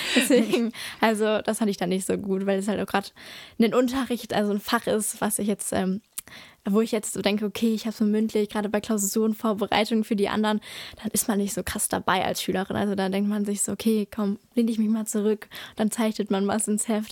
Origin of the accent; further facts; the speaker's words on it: Drensteinfurt, North Rhine-Westphalia, Germany; ich komme aus Dran-Steinfurt, deswegen habe ich auch äh, in Dran-Steinfurt die Grundschule besucht